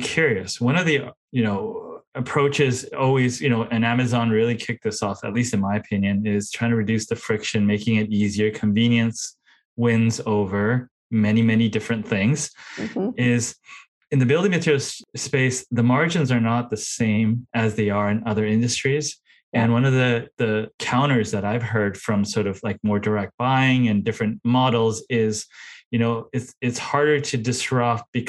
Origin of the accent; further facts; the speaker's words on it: Japan; moved away; I come from Japan where everything fits in a vending machine.